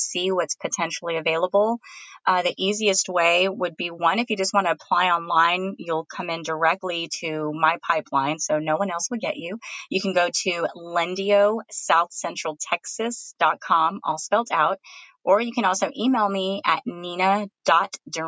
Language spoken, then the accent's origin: English; San Antonio, Texas, United States; anyone that was born and raised in San Antonio knows how much we love our bean and cheese tacos